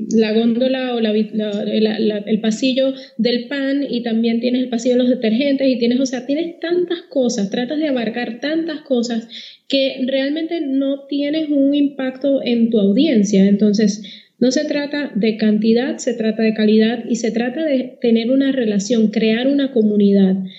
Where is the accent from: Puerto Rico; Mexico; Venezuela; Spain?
Puerto Rico; moved away as an adult; now in Panama; antes de que me traten de descifrar el acento, yo soy de Puerto Rico